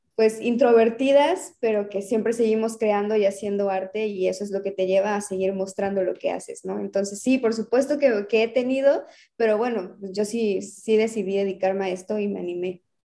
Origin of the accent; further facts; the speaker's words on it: Mérida, Yucatán, Mexico; also born or lived in Cuernavaca; realmente he crecido en Mérida